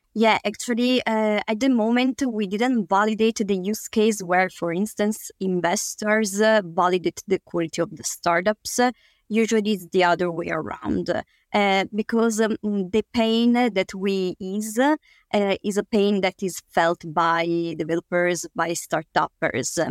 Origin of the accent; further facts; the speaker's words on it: Italy; we, we come from Italy